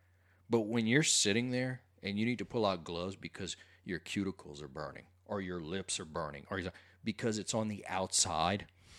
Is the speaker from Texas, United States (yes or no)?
no; Cut Off, Louisiana, United States; I'm from Cutoff, Louisiana, home of Bobby Hebert, you know, the Cajun cannon.